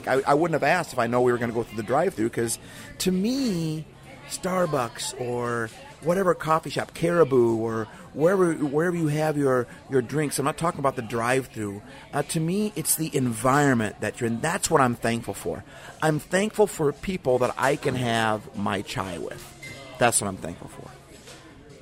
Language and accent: English; Midwest, United States; moved away as an adult; now in Seattle, United States; I grew up in the Midwest